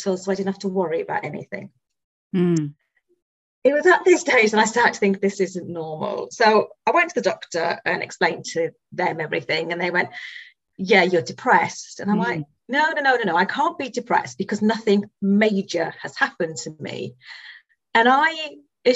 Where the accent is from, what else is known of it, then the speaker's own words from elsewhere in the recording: Wales, United Kingdom; now in Reading, United Kingdom; Now, I'm from Wales originally.